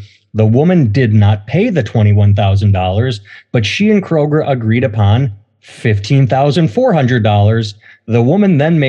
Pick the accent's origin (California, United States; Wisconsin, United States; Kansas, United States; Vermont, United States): Wisconsin, United States; Oconomowoc; now in Iowa City, United States; my hometown of Oconomowoc, Wisconsin.